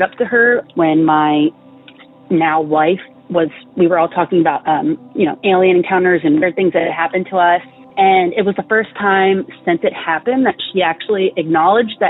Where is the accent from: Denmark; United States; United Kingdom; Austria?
United States; Greenbelt, Maryland; moved away; I'm originally from Greenbelt. It's in Maryland.